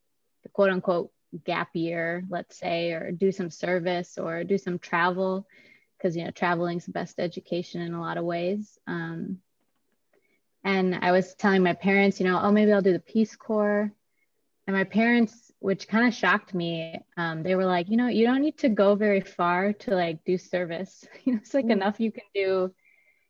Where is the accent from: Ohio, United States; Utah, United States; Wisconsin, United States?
Wisconsin, United States; moved away as an adult; now in Oakland, United States; I'm from that other state that everybody flies over, as you call it, the flyover states, Wisconsin. So, yeah. I grew up in Wisconsin